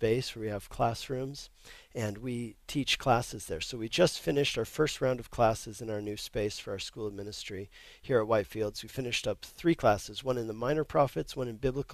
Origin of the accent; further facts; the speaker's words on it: Denver, Colorado, United States; now in Longmont, United States; I grew up in Denver, Colorado, but now I live in Longmont, Colorado.